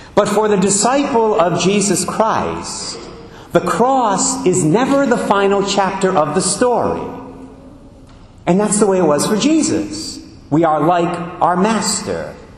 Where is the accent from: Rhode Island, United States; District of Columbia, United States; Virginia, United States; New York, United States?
Rhode Island, United States; Barrington; in Barrington, my hometown